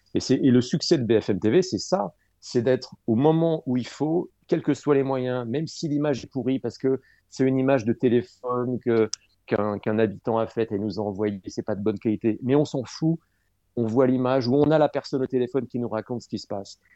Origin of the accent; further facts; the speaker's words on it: Dreux, Centre-Val de Loire, France; l'Écho Républicain à Dreux, où j'ai grandi en Eure-et-Loire